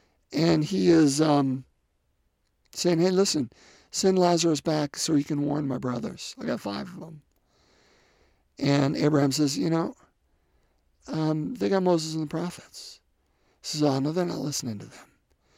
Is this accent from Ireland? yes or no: yes; Ireland; As an Irishman, so St. Patrick, of course, is the patron of Ireland